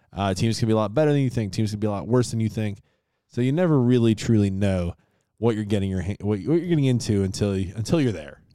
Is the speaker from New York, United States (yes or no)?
yes; Rochester, New York, United States; born at least in my hometown, Rochester, New York.